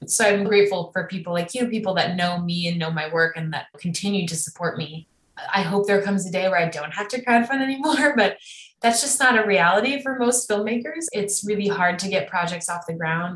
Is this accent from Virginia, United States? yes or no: no; Evanston, Illinois, United States; moved away as an adult; also born or lived in Miami, Florida; now in Los Angeles, United States; We grew up in Evanston, Illinois together